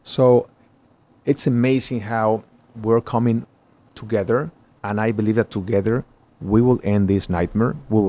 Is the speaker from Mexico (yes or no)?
yes; Mexico; And, I'm from Mexico. I'm Catholic. I believe in the power of prayer.